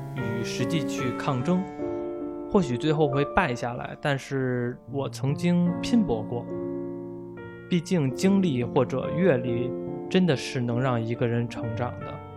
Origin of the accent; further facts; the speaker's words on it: Beijing, China; 我是一名八五后的北京老男孩儿